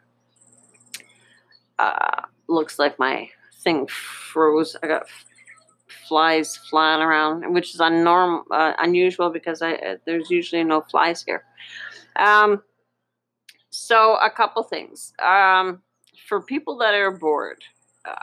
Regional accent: Canada; I'm from Canada

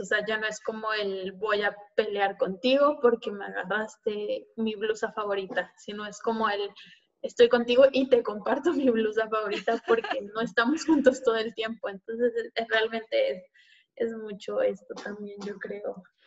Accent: Mexico; moved away; somos tantos mexicanos

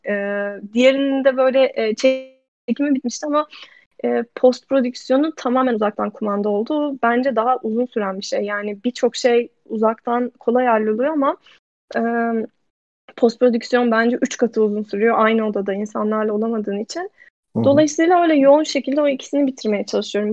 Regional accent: Ankara, Turkey; moved away as an adult; also born or lived in New York; now in Amsterdam, Netherlands; ben Ankara'da büyüdüm.

